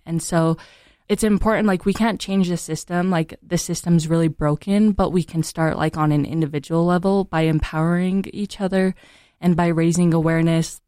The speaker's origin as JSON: {"language": "English", "region": "Utah", "country": "United States", "tie": "born or raised there", "said": "I'm from Utah County, so I'm also, like, part Caucasian. And so growing up in Utah County"}